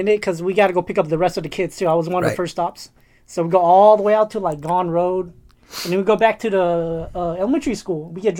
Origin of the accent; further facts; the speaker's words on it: Stockton, California, United States; I was born and raised in Stockton.